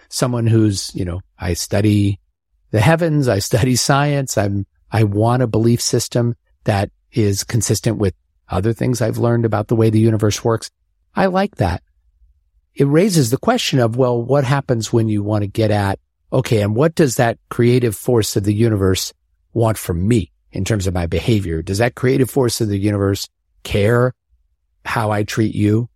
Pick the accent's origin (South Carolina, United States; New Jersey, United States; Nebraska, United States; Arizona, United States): Nebraska, United States; Omaha; moved away; growing up in Omaha